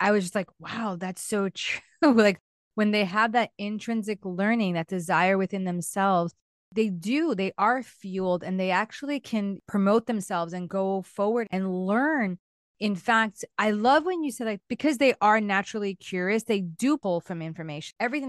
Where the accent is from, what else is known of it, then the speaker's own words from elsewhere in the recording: East Coast, United States; I grew up in the East Coast.